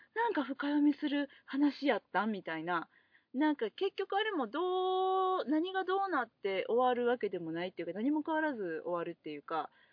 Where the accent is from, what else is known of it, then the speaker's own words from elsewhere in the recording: Osaka, Japan; 地元大阪